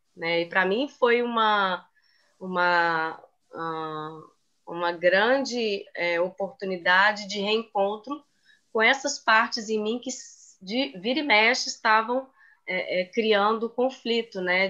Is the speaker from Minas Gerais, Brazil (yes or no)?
yes; Belo Horizonte, Minas Gerais, Brazil; moved away as an adult; now in Rio de Janeiro, Brazil; eu sou de Belo Horizonte, Minas Gerais, mas moro no Rio tem nove anos